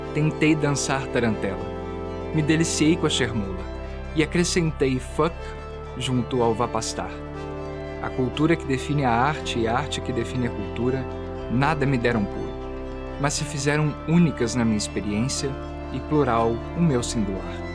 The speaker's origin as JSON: {"language": "Portuguese", "town": "Juiz de Fora", "region": "Minas Gerais", "country": "Brazil", "said": "sou, latino-americano brasileiro, da zona da mata mineiro, juiz de forano"}